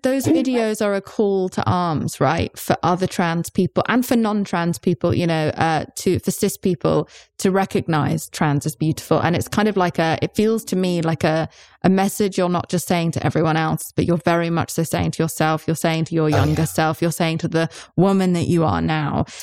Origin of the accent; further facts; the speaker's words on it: United Kingdom; I'm British